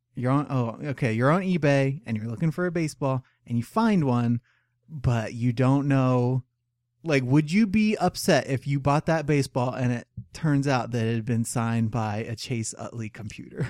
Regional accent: United States; as an American

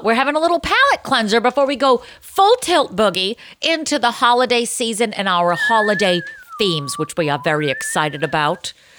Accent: Boston, Massachusetts, United States; I'm Boston Irish.

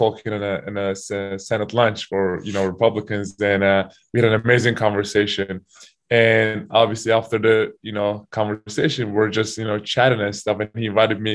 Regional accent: Turkey; also born or lived in Kentucky / Utah; now in United States; my home country, Turkey

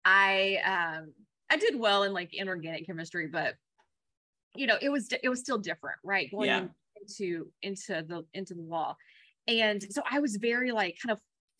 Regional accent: Kentucky, United States; accent: Kentucky twang; also born or lived in Colorado / Louisville, Kentucky / California; after living here and really growing up here, of course, I have incurred an accent

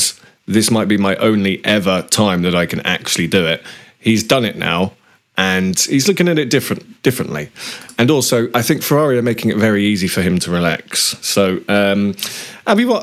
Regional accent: United Kingdom; as a Brit

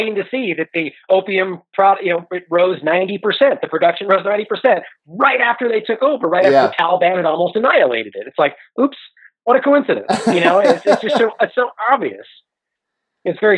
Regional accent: United States; as an American people

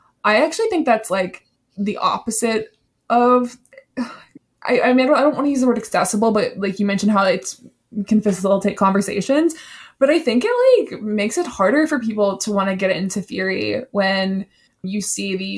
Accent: South Carolina, United States; I'm from South Carolina

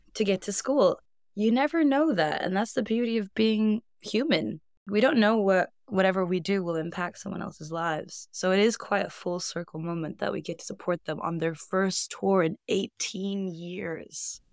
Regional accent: Iceland; moved away as an adult; also born or lived in Northern California, United States / Reykjavik, Iceland / Brighton, United Kingdom; I grew up in California, I'm Icelandic, but the first decade of my life was in beautiful, sunny Northern California. And my parents decided to uproot us and move us back home to Iceland when I was ten

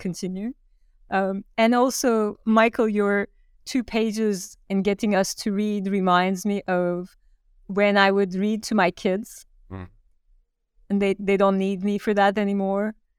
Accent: Turkey; moved away as an adult; now in New York, United States; I grew up in Turkey. I was born in Turkey and had a Fulbright scholarship to come to New York

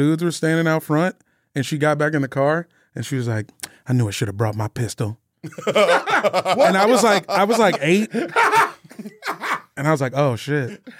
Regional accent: Virginia, United States; I'm from Virginia.

